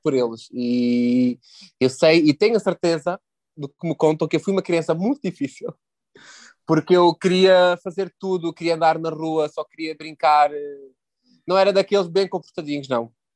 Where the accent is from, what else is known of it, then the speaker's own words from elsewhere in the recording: Castro Marim, Algarve, Portugal; moved away as an adult; also born or lived in Lisbon; eu cresci numa vila